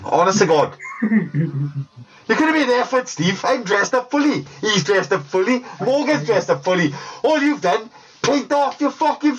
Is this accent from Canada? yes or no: no; Welsh, Wales, United Kingdom; we're all Welsh